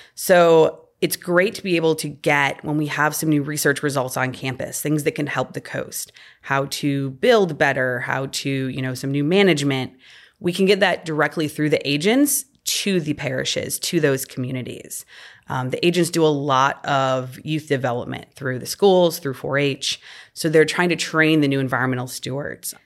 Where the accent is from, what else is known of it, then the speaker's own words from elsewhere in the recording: Illinois, United States; moved away as an adult; also born or lived in Missouri / Delaware; now in Louisiana, United States; growing up in Illinois